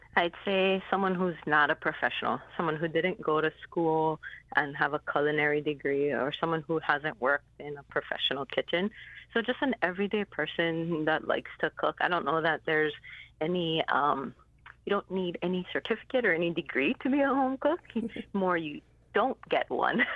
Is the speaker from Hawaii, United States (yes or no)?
yes; Hawaii, United States; Growing up in Hawaii, we have a lot of diverse backgrounds here